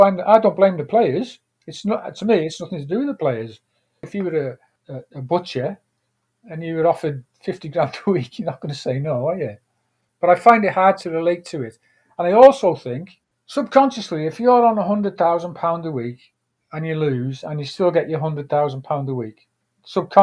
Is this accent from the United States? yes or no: no; Wrexham, Wales, United Kingdom; moved away as an adult; also born or lived in Australia; I'm from Wrexham